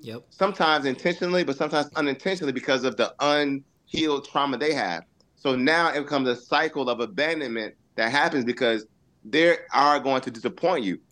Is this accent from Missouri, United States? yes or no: no; Augusta, Georgia, United States; I actually went to the Augusta campus in Augusta, Georgia, mm-hmm. where I was originally born.